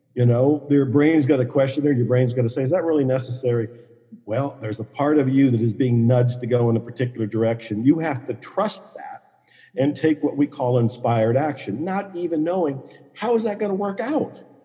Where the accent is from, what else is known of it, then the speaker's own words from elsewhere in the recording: Ohio, United States; moved away as an adult; also born or lived in Dallas, Texas; I was born and raised on Italian food up in Ohio